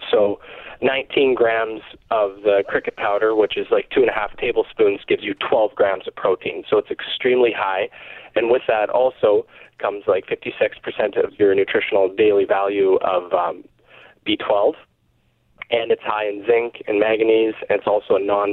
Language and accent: English; Miami, Manitoba, Canada; I grew up here my whole life